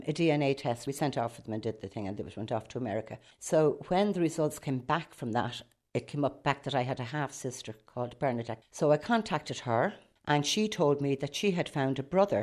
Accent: Rush, Leinster, Ireland; I'm from Rush

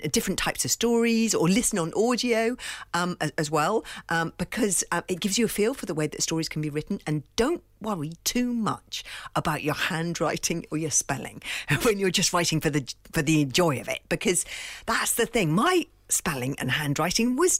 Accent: London, United Kingdom; I grew up in London in a house without a garden

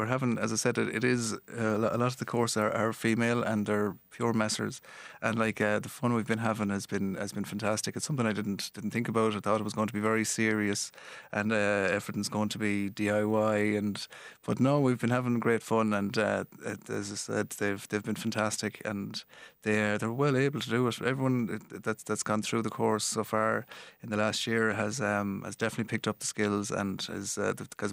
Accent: Galway, Connacht, Ireland; accent: Galway; my Galway accent

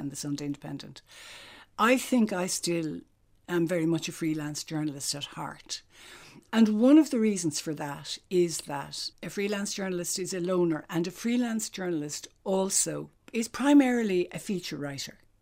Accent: County Cork, Munster, Ireland; now in Dublin, Ireland; I'm out of Cork now, twice as long as I was ever in it. But I actually do feel very Cork, and I suppose it's because I grew up there.

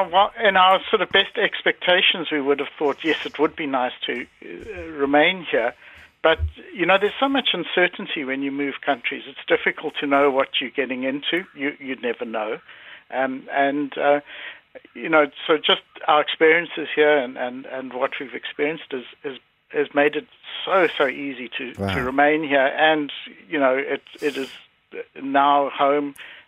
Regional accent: South Africa; moved away as an adult; now in Ireland; I was born in South Africa, but today, in fact, is the exact 20th anniversary of my family moving to Ireland.

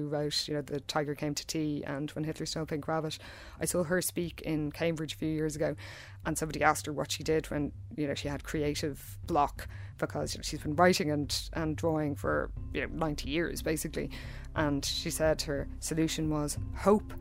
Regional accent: Dublin, Leinster, Ireland; I'm a writer from Dublin

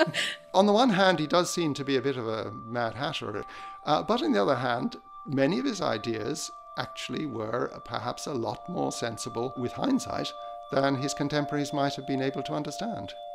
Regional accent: Ireland; I'm an Irish musicologist

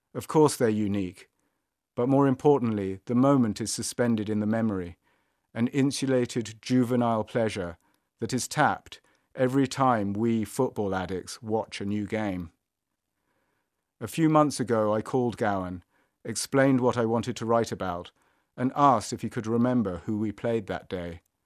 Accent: London, United Kingdom; Growing up in North London

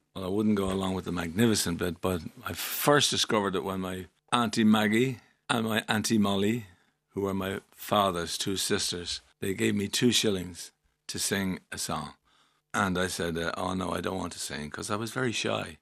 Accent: Dublin, Leinster, Ireland; I was born and raised in Milltown, Rennelah First

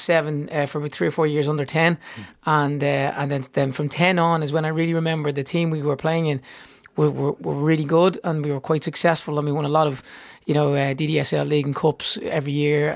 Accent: Dublin, Leinster, Ireland; growing up in Seagrange Avenue in Baldoyle, out the back garden

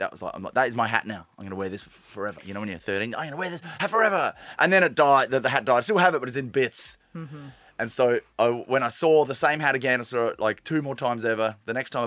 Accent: Australia; accent: Australian; moved away as an adult; now in Ireland

